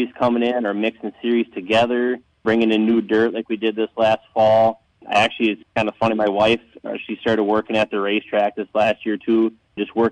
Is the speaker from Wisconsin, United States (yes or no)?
yes; Arcadia, Wisconsin, United States; being from Arcadia